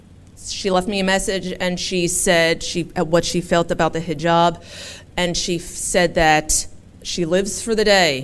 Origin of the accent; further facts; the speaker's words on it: Philadelphia, Pennsylvania, United States; where are you from? And I said, Philadelphia. And they said, where are your parents from? Philadelphia.